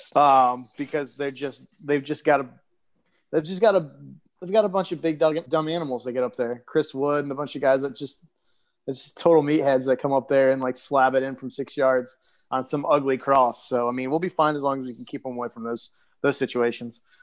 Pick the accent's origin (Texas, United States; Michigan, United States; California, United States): Michigan, United States; moved away; Parker's from my home state